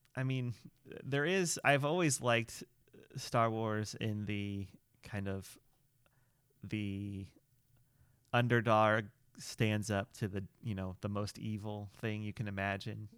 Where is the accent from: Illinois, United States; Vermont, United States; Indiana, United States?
Illinois, United States; growing up in Illinois